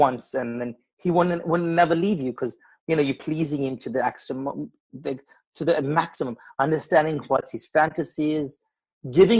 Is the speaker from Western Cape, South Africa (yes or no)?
no; Durban, KwaZulu-Natal, South Africa; moved away as an adult; now in England; I was born in Durban.